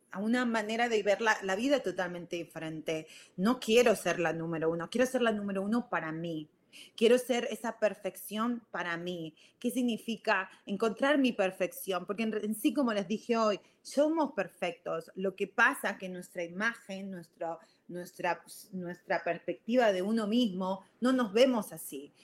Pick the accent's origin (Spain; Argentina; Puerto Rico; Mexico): Argentina; moved away as an adult; also born or lived in Virginia, United States; now in United States; soy de Argentina, ustedes ya lo saben, yo a los 18 años me fui a, vine acá a Estados Unidos y viví en Virginia